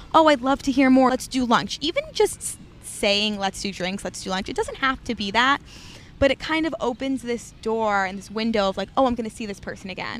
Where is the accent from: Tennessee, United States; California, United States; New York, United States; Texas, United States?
New York, United States; New York City; born and raised in Manhattan, the West Village